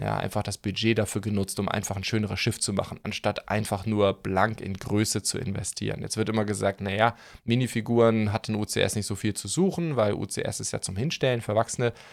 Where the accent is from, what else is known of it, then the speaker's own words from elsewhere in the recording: Schleswig-Holstein, Germany; moved away; also born or lived in Stuttgart; ich bin ja Outsider, ihr wisst ja, ich komme eigentlich aus Schleswig-Holstein